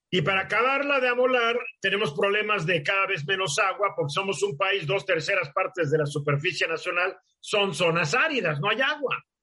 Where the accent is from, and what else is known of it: Mexico